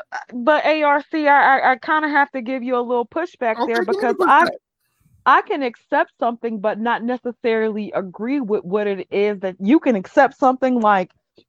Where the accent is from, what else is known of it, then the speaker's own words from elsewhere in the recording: the Bible Belt South, United States; I grew up in the Bible Belt South.